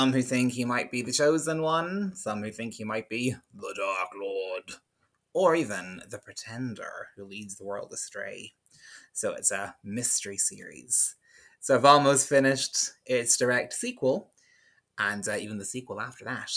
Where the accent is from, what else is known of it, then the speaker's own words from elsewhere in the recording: Ardee, County Louth, Ireland; I am from a small town called RD in County Louth, which is the smallest county in the Republic of Ireland